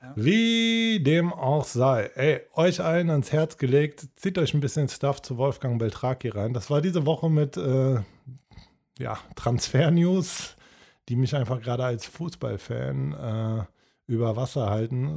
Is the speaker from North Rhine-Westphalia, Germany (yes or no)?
yes; Cologne, North Rhine-Westphalia, Germany; als Kölner